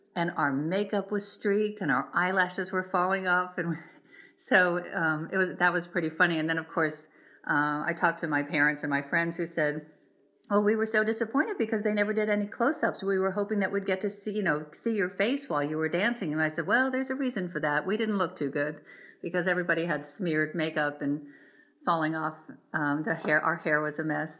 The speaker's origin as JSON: {"language": "English", "region": "South Florida", "country": "United States", "tie": "born or raised there", "moved": "yes", "said": "growing up in South Florida at that time, we didn't really have access to things the way we do now"}